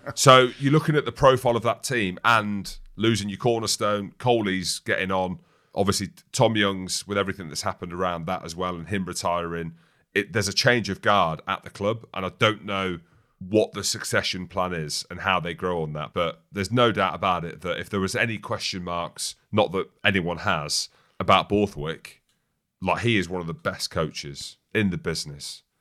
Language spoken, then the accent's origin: English; Daventry area, East Midlands, United Kingdom; I'm from that area